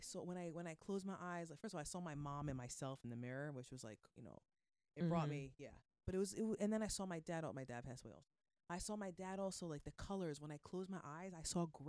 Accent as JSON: {"language": "English", "region": "New York", "country": "United States", "moved": "yes", "said": "I'm from New York"}